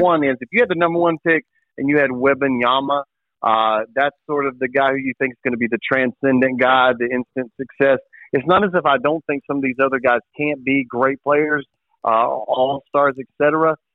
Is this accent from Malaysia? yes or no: no; Vanceboro, North Carolina, United States; I am from Vanceboro, where outdoors stuff is